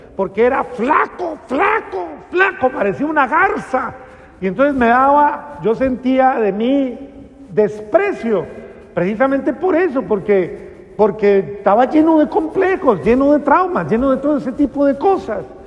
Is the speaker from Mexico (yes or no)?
no; Cali, Valle del Cauca, Colombia; yo soy caleña